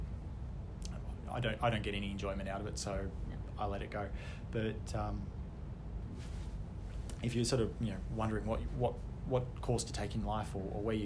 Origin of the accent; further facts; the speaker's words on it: Canberra, Australian Capital Territory, Australia; I grew up in Canberra